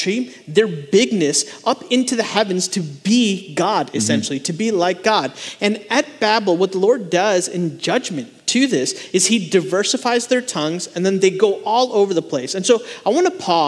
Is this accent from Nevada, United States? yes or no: no; Chicago, Illinois, United States; also born or lived in India; now in Charlotte, United States; I was born and raised in the Chicagoland area, but I went to go live in India for 2.5 years to live with my grandparents